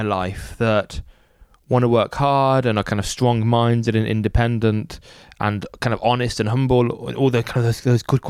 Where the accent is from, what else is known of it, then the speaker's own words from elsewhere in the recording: Birmingham, West Midlands, United Kingdom; I'm from Birmingham, which is the second biggest city in the UK.